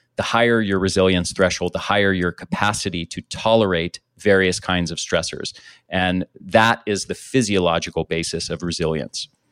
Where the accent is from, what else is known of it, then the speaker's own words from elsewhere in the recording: United States; I grew up in the States